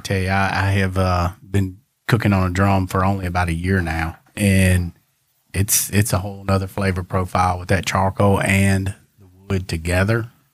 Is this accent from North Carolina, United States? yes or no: no; Hernando, Mississippi, United States; moved away; in my hometown